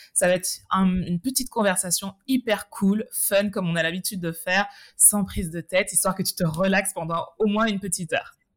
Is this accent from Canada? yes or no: no; Martinique; en Martinique, d'où nous sommes toutes les deux originaires